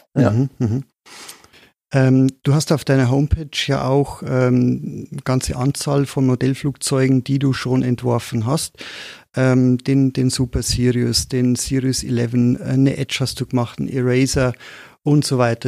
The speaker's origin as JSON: {"language": "German", "town": "Moosburg", "region": "Bavaria", "country": "Germany", "tie": "born or raised there", "accent": "Bavarian", "said": "ich bin in Moosburg aufgewachsen, in Oberbayern, wie man vielleicht am Slang ganz gut hört"}